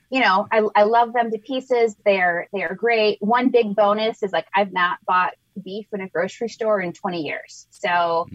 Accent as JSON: {"language": "English", "region": "Michigan", "country": "United States", "tie": "born or raised there", "said": "I'm born and raised in Michigan, and my dad is a lifelong farmer"}